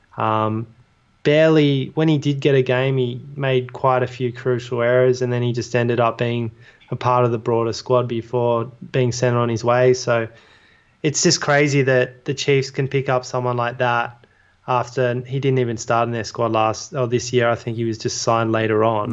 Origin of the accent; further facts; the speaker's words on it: Australia; now in London, United Kingdom; as Australian fans